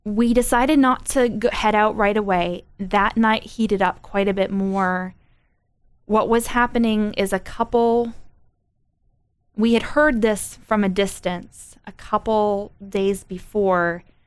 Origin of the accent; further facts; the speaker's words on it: United States; me as an American